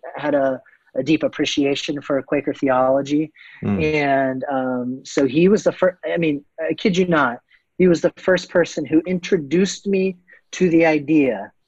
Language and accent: English; Canton, Ohio, United States; I grew up in Canton, Ohio